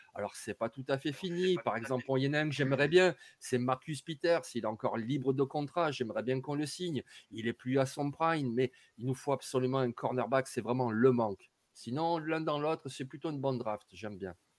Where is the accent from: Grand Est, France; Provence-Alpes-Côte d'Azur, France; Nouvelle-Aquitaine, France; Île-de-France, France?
Provence-Alpes-Côte d'Azur, France; Marseille; je suis marseillais